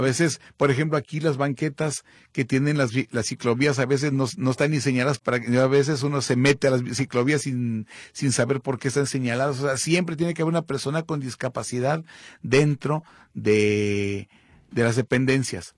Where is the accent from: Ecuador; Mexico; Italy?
Mexico; Somos mexicanos